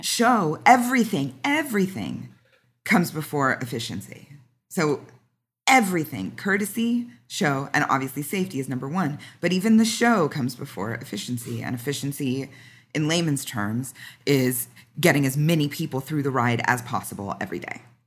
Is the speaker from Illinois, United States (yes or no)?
no; Southern California, United States; I'm from Southern California, born and raised